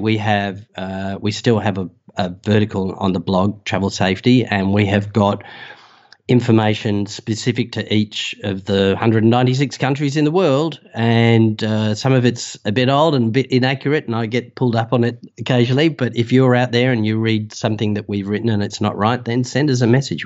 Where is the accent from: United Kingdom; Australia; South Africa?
Australia; accent: Australian; you can tell by the accent that, uh, I'm Australian